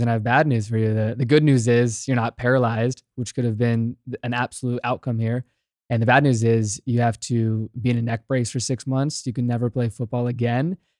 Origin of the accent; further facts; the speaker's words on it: Virginia, United States; I'm born and raised in Virginia, grew up in a small town